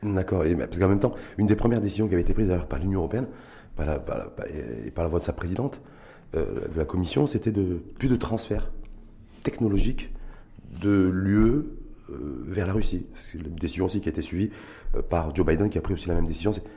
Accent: Morocco; chez nous au Maroc

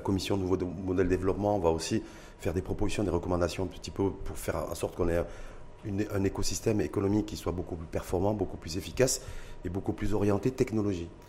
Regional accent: Morocco; chez nous, au Maroc

